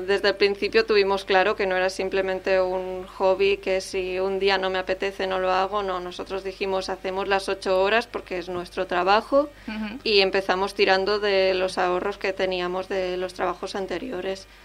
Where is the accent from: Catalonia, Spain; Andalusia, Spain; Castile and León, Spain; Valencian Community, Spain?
Catalonia, Spain; Es una lengua que conocemos porque somos de aquí